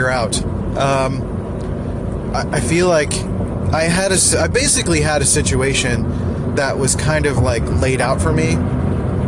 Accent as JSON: {"language": "English", "town": "Philadelphia", "region": "Pennsylvania", "country": "United States", "tie": "born or raised there", "moved": "yes", "said": "I grew up in Northeast Philly"}